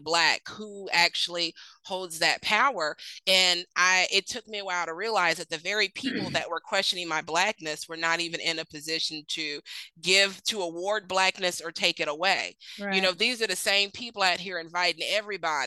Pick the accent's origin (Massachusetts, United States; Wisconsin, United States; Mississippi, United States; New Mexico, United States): Mississippi, United States; also born or lived in Sandusky, Ohio; I was raised in Mississippi, but was born in Sandusky, Ohio, right up there on Lake Erie